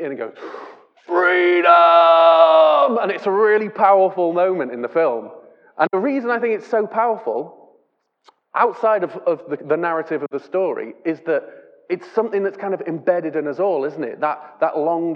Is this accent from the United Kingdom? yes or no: yes; England, United Kingdom